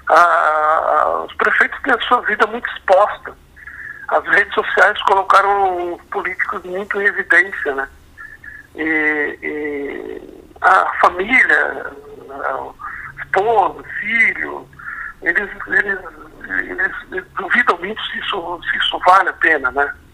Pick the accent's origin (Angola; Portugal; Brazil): Brazil; Blumenau, Santa Catarina; Bom, eu nasci em Blumenau, né? De, quando construí minha vida em Blumenau, estou em Blumenau, vivo aqui.